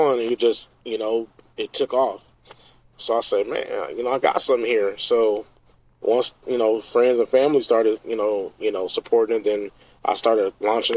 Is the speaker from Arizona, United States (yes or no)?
no; Portland, Oregon, United States; also born or lived in Omaha, Nebraska; Portland, Oregon. So I grew up here, but I'm not raised. I wasn't born here. So I was born in Omaha, Nebraska.